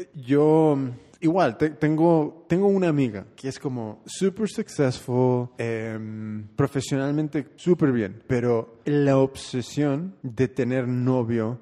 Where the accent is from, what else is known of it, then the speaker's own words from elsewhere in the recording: Oakland, California, United States; Yo soy nacido y criado en Oakland